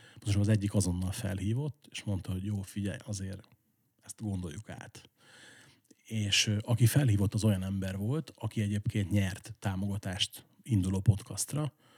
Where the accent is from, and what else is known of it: Esztergom, Komárom-Esztergom, Hungary; born or raised there